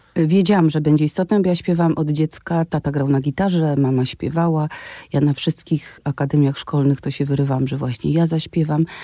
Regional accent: Wadowice, Lesser Poland, Poland; moved away as an adult; also born or lived in Kraków; ja mieszkam w Wadowicach

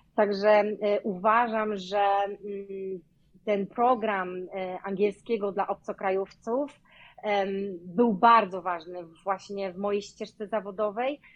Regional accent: Poland; moved away as an adult; also born or lived in Hillsboro, Oregon, United States; now in Oregon, United States; angielski nie jest moim pierwszym językiem

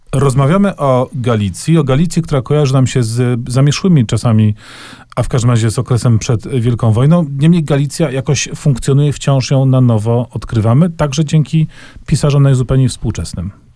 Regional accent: Kraków, Lesser Poland, Poland; Ja ja z kolei pochodzę z Krakowa

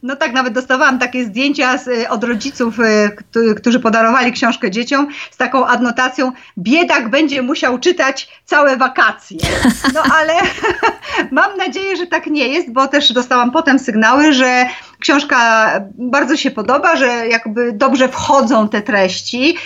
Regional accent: Zakopane, Lesser Poland, Poland; u nas e, w Zakopanem

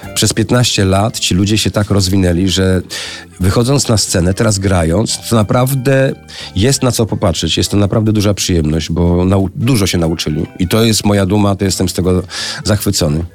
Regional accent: Suchy Dąb, Pomeranian Voivodeship, Poland; Jako dzieciak mieszkałem na wsi, to była, to jest, mm, wieś nazywała się Suchy Dąb

